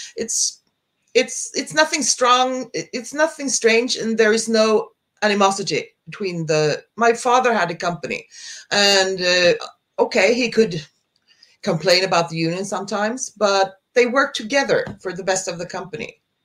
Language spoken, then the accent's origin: English; Sweden; I'm from Sweden